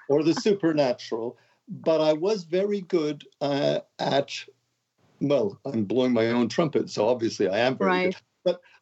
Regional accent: Montreal, Quebec, Canada; moved away as an adult; now in London, United Kingdom; I'm from Montreal. I'm a Montreal boy

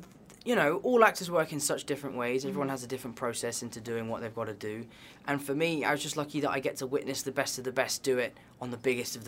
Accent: London, United Kingdom; I am a native of Southwest London, darling.

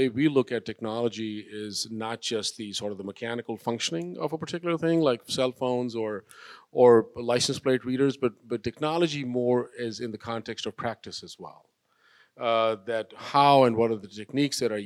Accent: Pakistan; also born or lived in Orange County, California; now in Los Angeles, United States; I am an immigrant from Pakistan. I came in the late 70s, 1978, 79

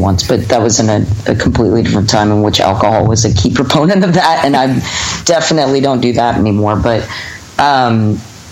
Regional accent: Los Angeles, California, United States; also born or lived in Hawaii / Salt Lake City; I was born in Los Angeles, lived here until I was about 7, and then that's like around 92

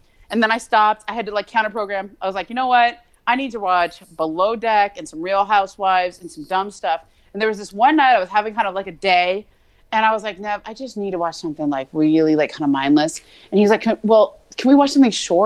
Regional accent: Los Angeles, California, United States; the people who live in the 818, all right, where I am from, have never had a series that has paid such homage, such respect to the great San Fernando Valley. Okay? It is set in my hometown

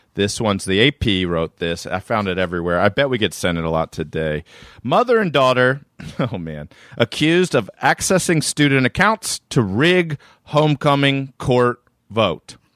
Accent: Maryland, United States; now in New York, United States; I'm from Maryland, but, uh, I do live in New York.

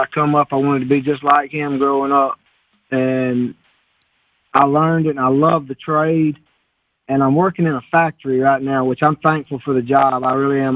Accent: Bama, Alabama, United States; born or raised there

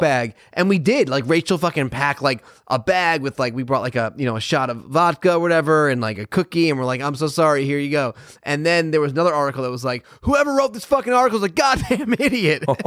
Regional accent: Connecticut, United States; moved away; I grew up in Connecticut

